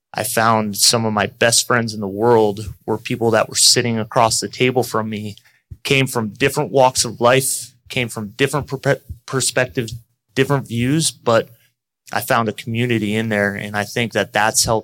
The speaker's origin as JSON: {"language": "English", "town": "Orlando", "region": "Florida", "country": "United States", "tie": "born or raised there", "also_born_or_lived": "Buffalo, New York", "said": "I was born in Buffalo, New York. We moved when I was pretty young to the Orlando area"}